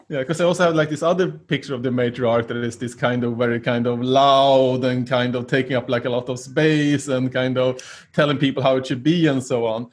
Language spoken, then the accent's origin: English; Sweden; growing up in Sweden during the 80s